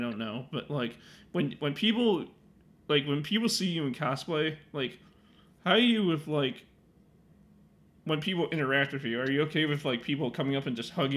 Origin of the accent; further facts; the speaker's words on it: Illinois, United States; I'm from Illinois